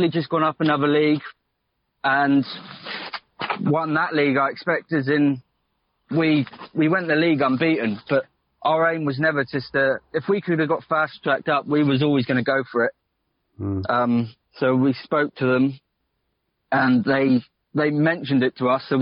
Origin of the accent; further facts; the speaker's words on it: Porthleven, South West England, United Kingdom; moved away as an adult; also born or lived in Essex; now in Ruan Minor, United Kingdom; I'm from Porthleven